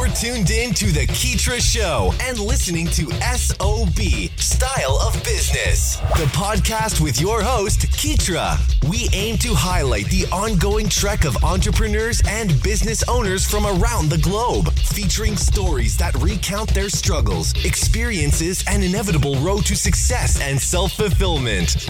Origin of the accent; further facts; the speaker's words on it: West Coast, United States; I'm originally from the West Coast